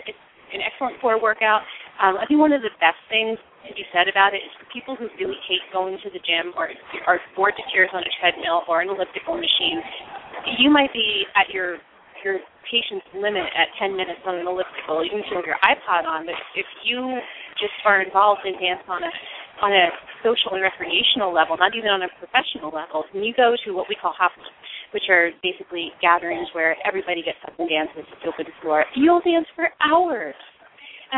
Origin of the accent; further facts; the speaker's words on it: United States; I'm actually Sicilian. My family is Sicilian. I was born in the States, though